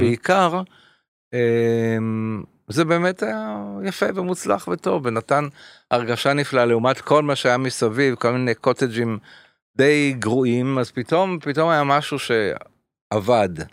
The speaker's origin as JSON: {"language": "Hebrew", "town": "Paris", "region": "Île-de-France", "country": "France", "tie": "born or raised there", "moved": "yes", "lives_now": "Israel", "said": "בפריז, איפה שנולדתי"}